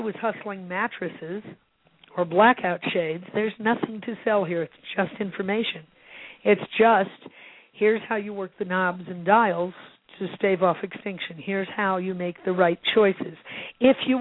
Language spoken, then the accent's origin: English; Illinois, United States; also born or lived in Santa Barbara; now in Santa Fe, United States; I grew up in the Midwest, and in Illinois